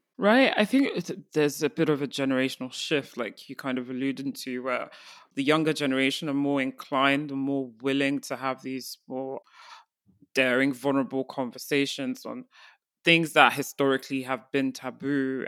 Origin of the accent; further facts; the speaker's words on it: Nigeria; as an African, I'm from Nigeria